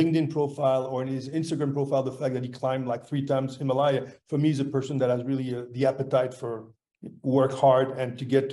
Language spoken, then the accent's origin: English; France; moved away as an adult; also born or lived in Boston, United States; I had some family stuff I had to take care of back in France because I'm from France